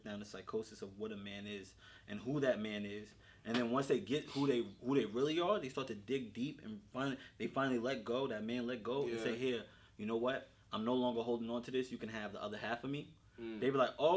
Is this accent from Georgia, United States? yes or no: no; Yonkers, New York, United States; I wasn't born in Yonkers, but I was raised in Yonkers